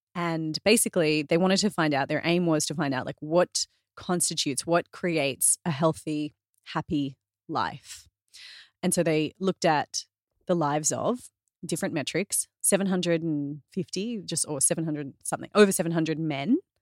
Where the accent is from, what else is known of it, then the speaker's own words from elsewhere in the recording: Australia; I'm Australian